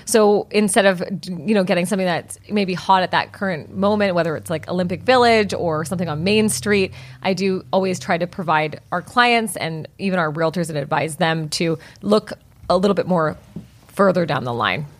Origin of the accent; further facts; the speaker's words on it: Vancouver, British Columbia, Canada; I am born and bred in Vancouver, British Columbia